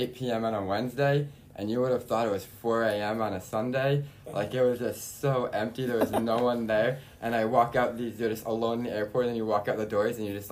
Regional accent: Long Island, New York, United States; moved away as an adult; also born or lived in Kansas; now in Israel; Long Island, New York, and stuff. And okay, then I lived there till I was 18

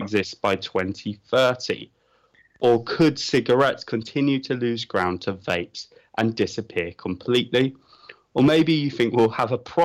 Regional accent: United Kingdom; I'm British

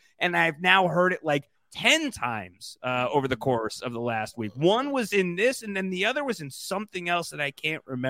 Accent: New York City, New York, United States; as a New Yorker

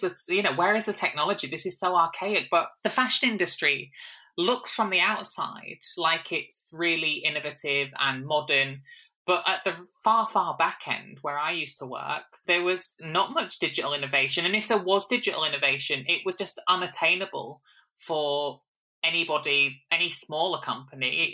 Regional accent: Hull, Yorkshire and the Humber, United Kingdom; born or raised there; moved away as an adult; also born or lived in Manchester

